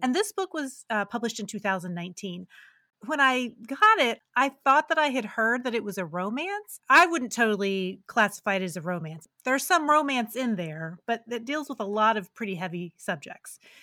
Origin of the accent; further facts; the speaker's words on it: West Virginia, United States; I'm originally from West Virginia